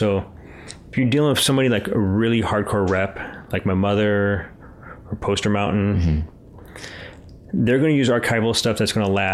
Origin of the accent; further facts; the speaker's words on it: St. Louis, Missouri, United States; I grew up in Missouri.